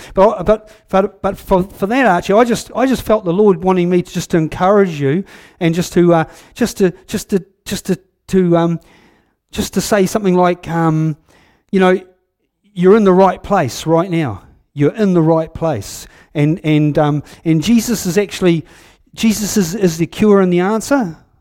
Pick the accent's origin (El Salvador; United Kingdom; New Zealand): New Zealand; Huntly, Waikato; I'm from Huntley. I was born up on top of the hill there in nineteen fifty-six